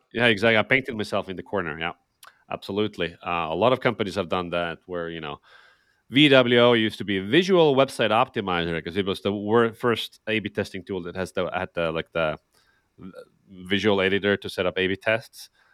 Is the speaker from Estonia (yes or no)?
yes; Estonia; I'm, I'm from Estonia, so a Nordic, uh, Nordic country